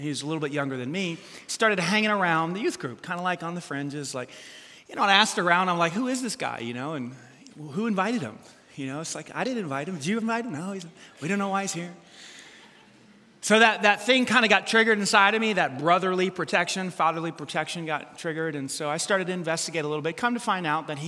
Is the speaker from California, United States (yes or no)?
no; New York City, New York, United States; I grew up in New York City